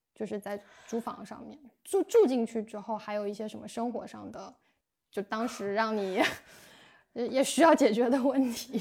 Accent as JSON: {"language": "Chinese", "country": "China", "moved": "as an adult", "said": "我们中国人"}